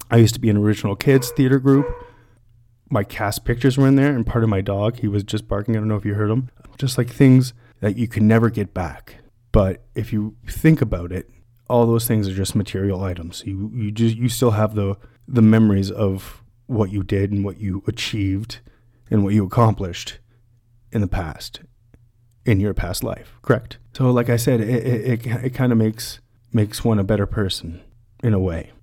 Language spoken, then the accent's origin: English; London, Ontario, Canada; I'm from London, Ontario, born and raised